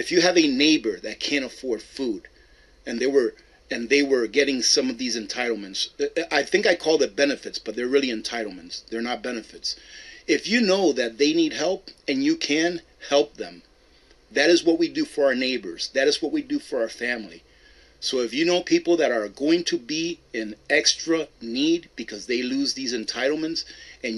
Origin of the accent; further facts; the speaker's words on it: United States; I am American